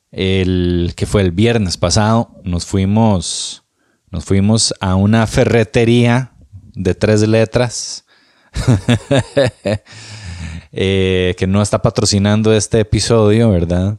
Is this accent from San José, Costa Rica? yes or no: yes; Moravia, San José, Costa Rica; Moravia, mi ciudad, mi pueblo lindo.